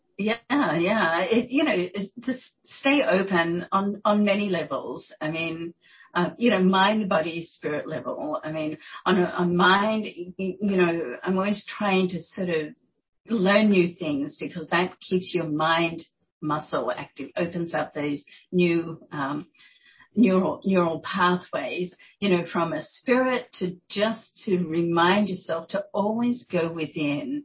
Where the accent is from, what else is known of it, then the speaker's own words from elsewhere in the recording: Australia; moved away as an adult; also born or lived in New York; I'm Australian